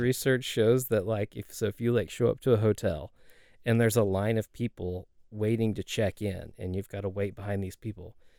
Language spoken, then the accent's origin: English; Dallas, Texas, United States; also born or lived in Rockwall, Texas; I grew up here in the Dallas area